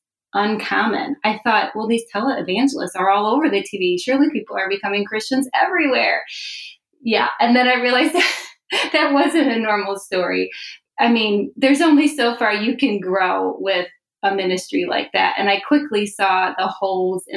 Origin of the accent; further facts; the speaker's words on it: Chicago, Illinois, United States; moved away as an adult; also born or lived in Philadelphia area; now in Philadelphia, United States; I'm a transplant from Chicago, but my husband and I moved here about 5 years ago